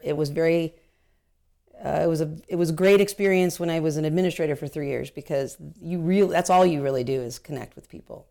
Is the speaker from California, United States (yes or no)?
yes; Anaheim, California, United States; I was born and raised in Anaheim